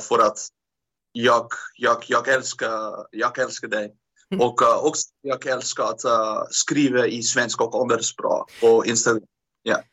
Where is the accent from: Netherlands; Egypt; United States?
Netherlands; Amsterdam, North Holland; Swedish is a second language; jag är från Amsterdam